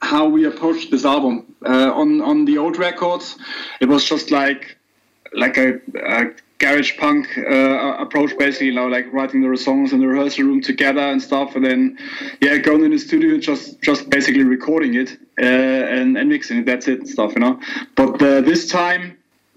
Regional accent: Hamburg, Germany; I'm from Hamburg and I live here

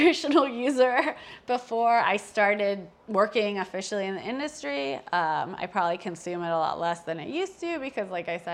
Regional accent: New Jersey, United States; moved away; also born or lived in Las Vegas, Nevada; I grew up first in New Jersey and then I lived in Las Vegas.

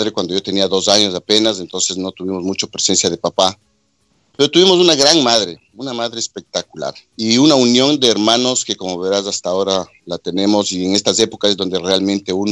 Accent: Quito, Pichincha, Ecuador; Bueno, Ricky, este, yo soy de Quito, eh, nací en 1962. Somos, somos, gracias a Dios, todavía somos siete hermanos

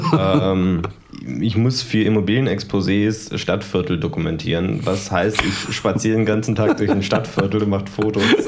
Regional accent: Germany; ich komme ja aus Tarant

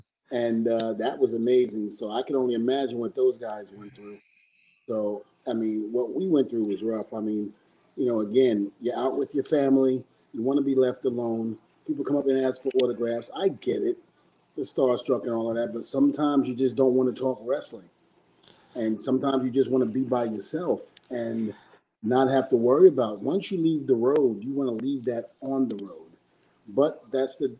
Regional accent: New York, United States; now in Florida, United States; New York will always be my hometown, but I'm not going back to live

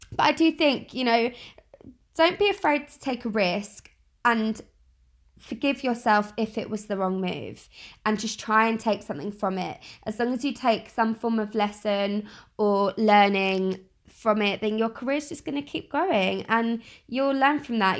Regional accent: London, United Kingdom; I'm from South East London, born and bred, still living here

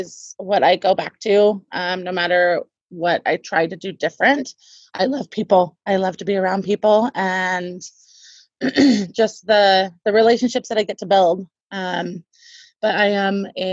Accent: Portland, Oregon, United States; moved away as an adult; also born or lived in South Carolina / Virginia / New York; now in Tri-Cities, United States; I'm originally from Oregon, Portland, Oregon

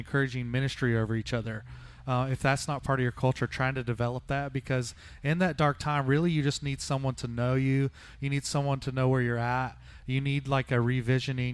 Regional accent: the South, United States; moved away; I grew up in the South

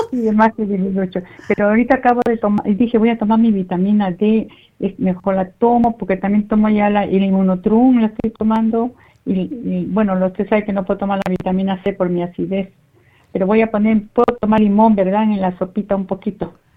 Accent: Ecuador; moved away; En mi país, bueno, allá en Ecuador

